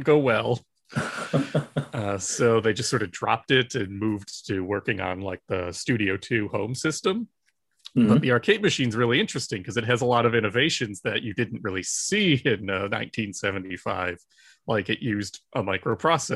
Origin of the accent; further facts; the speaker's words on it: Michigan, United States; moved away as an adult; now in Maryland, United States; I'm originally from Michigan, but when I took the job at the IJC, I moved out to Maryland